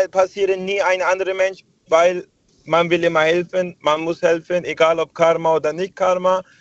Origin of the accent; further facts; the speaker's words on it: Hanover, Lower Saxony, Germany; Ich bin aus Hannover.